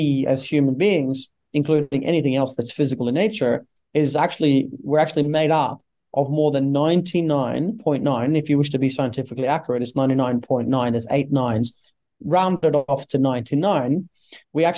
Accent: Norway; born and raised in Norway

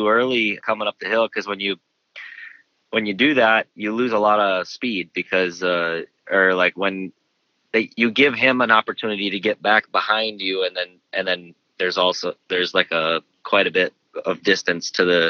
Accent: Minnesota, United States; I'm from Minnesota, so this is kind of like my home race

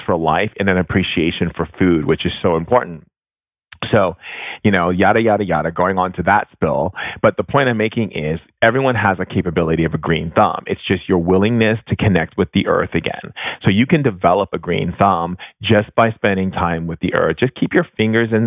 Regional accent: Hawaii, United States; growing up in Hawaii

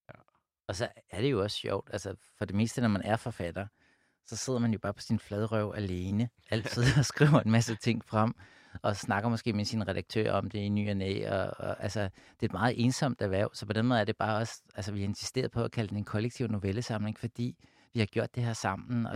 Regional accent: Amager, Capital Region of Denmark, Denmark; Jeg voksede op ude på Amager

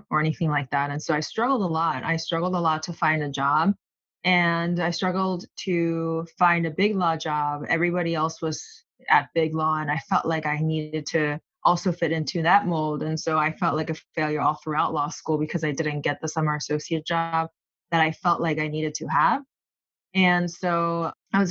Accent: South Korea; moved away as an adult; also born or lived in Los Angeles, United States; now in United States; I was born in Los Angeles, but I grew up in South Korea. And I came here on my own for college in 2008

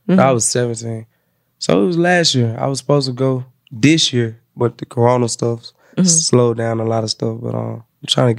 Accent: Jamaica; I'm Jamaican.

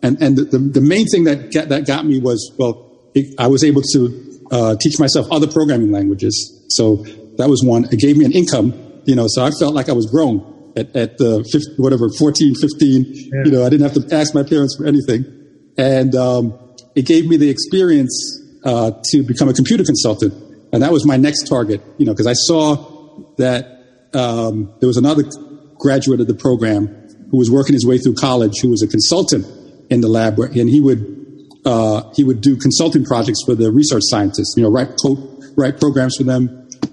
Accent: Bronx, New York, United States; also born or lived in Jamaica / England; This is a public school in the Bronx. We immigrated from Jamaica to England and eventually ended up in the Bronx in the 70s.

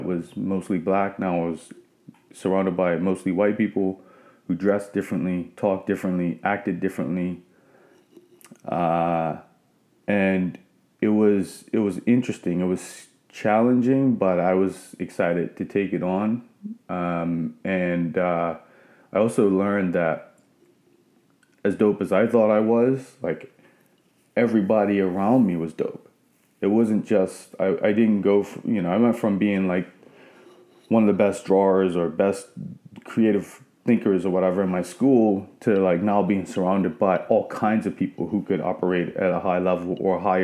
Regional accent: Bermuda; moved away as an adult; also born or lived in Nova Scotia; I grew up in Bermuda

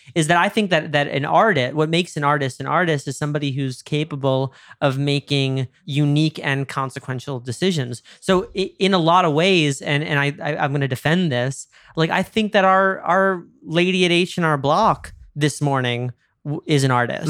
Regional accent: New York, United States; I'm from New York

